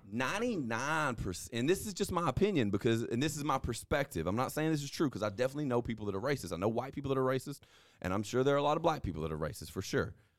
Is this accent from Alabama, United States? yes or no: yes; North Alabama, United States; also born or lived in North Mississippi; now in Mississippi, United States; I'm from North Alabama